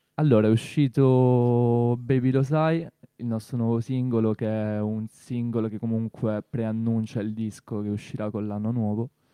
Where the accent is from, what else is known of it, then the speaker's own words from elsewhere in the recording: Torre Santa Susanna, Apulia, Italy; moved away as an adult; now in Bari, Italy; io di Torre Santa Susanna, un paese nella provincia di Brindisi sperduto